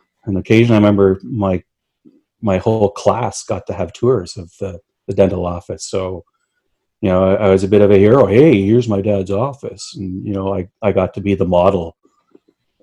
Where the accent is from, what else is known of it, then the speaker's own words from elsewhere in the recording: Hamilton, Ontario, Canada; I grew up in Dundas, which is a nice little